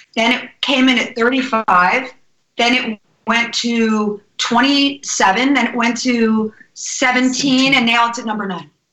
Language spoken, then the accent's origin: English; New Jersey, United States; also born or lived in New York; I'm originally from New Jersey